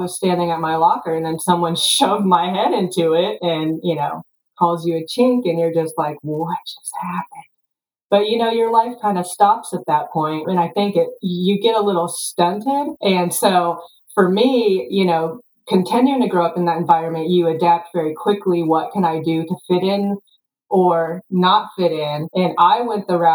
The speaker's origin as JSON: {"language": "English", "town": "Topeka", "region": "Kansas", "country": "United States", "tie": "born or raised there", "also_born_or_lived": "South Korea", "said": "I grew up in Topeka, Kansas"}